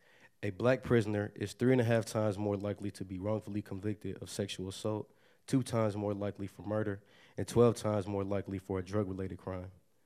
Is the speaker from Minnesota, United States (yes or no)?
yes; Minneapolis, Minnesota, United States; As a young Black man born and raised in North Minneapolis